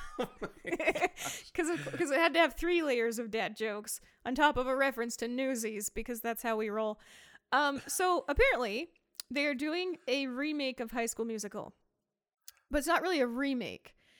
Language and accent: English; near Price, Utah, United States; close to my hometown, there was C E U, which is now U S U